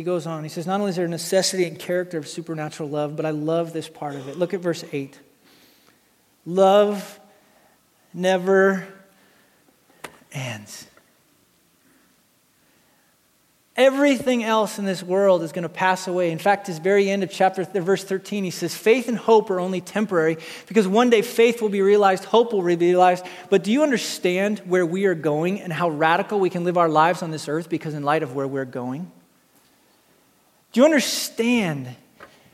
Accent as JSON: {"language": "English", "country": "United States", "tie": "born or raised there", "said": "I grew up in Wyoming, Montana"}